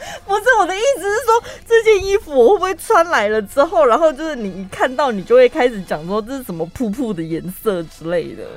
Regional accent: Taiwan; 我从台湾出道，我在台湾出生

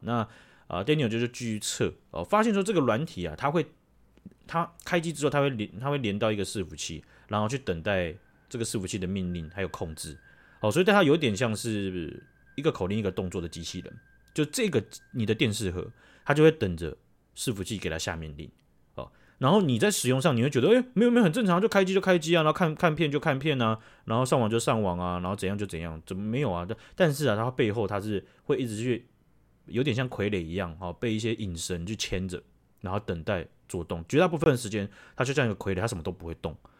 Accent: Taiwan; 我们台湾人

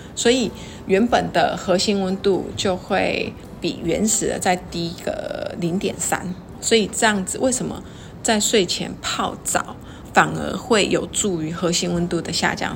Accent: Taiwan; 我们台湾人哦， 就是吃安眠药哦， 真的是也是世界上数一数二的哦

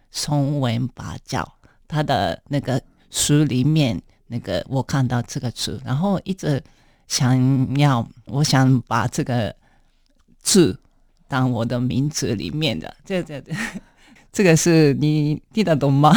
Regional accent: Japan; Chinese is a second language; moved away as an adult; also born or lived in Kyoto, Japan; now in Taipei, Taiwan; 因为那个我出生的地方三国县是比较乡下

